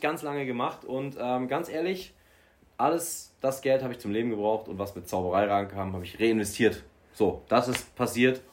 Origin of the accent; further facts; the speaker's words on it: Bavaria, Germany; ich komme aus Bayern